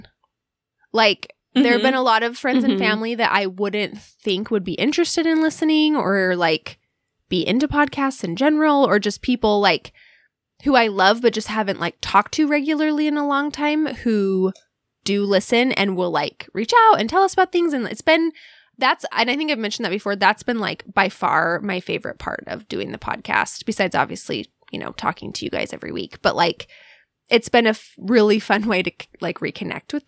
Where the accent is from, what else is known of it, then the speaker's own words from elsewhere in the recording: Alaska, United States; moved away; it's just been such a formative part of who we are, you know, is like growing up in Alaska